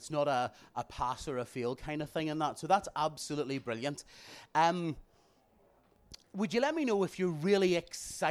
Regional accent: Bangor, Northern Ireland, United Kingdom; I'm from Bangor

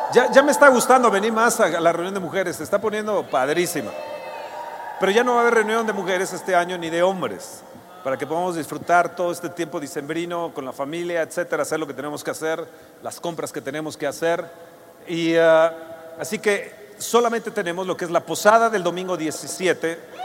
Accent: Mexico; nosotros como mexicanos

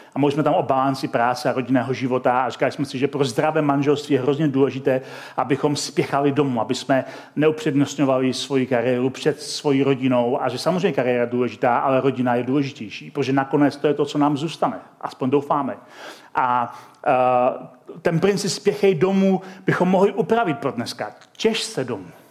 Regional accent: Czechia; also born or lived in Chomutov; my jako Češi

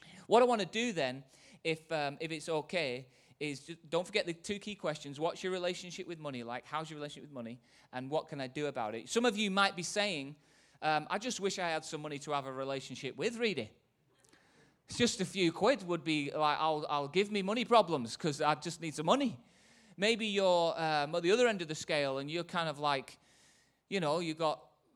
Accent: Manchester, North West England, United Kingdom; from Manchester

